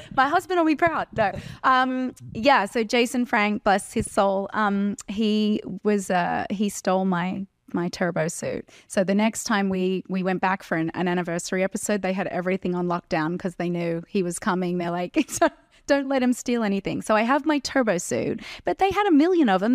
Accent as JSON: {"language": "English", "town": "Terrigal", "region": "New South Wales", "country": "Australia", "tie": "born or raised there", "moved": "yes", "said": "I grew up on the Central Coast"}